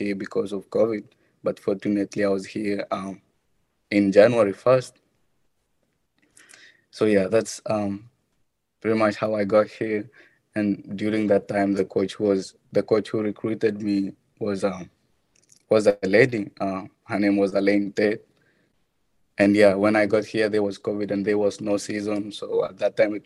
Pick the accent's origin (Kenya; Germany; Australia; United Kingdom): Kenya; moved away as an adult; now in United States; I'm not from the United States. I'm originally from Kenya